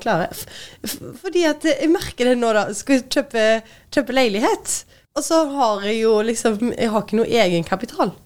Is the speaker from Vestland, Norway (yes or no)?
no; Tysvær, Rogaland, Norway; moved away as an adult; also born or lived in Oslo, Norway; now in Stavanger, Norway; kommer jeg fra Tysvær